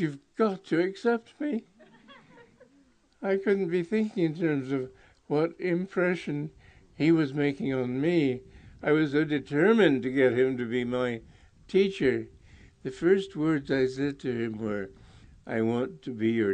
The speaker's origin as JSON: {"language": "English", "region": "New York", "country": "United States", "moved": "as an adult", "said": "I was from New York"}